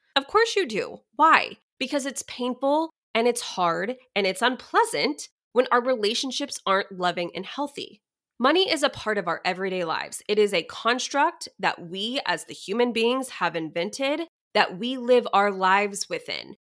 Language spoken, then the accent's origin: English; Dallas area, Texas, United States; moved away; my hometown where I grew up